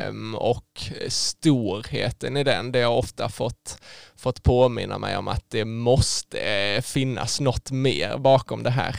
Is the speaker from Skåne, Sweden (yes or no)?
yes; Skåne, Sweden; där jag växte upp eh, hemma i Skåne då ute på, på landsbygden med, med min familj